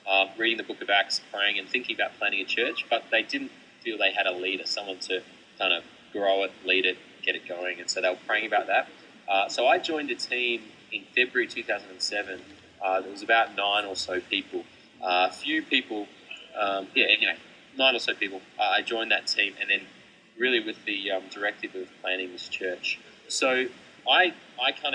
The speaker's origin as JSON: {"language": "English", "town": "Melbourne", "region": "Victoria", "country": "Australia", "tie": "born or raised there", "said": "I grew up in Melbourne"}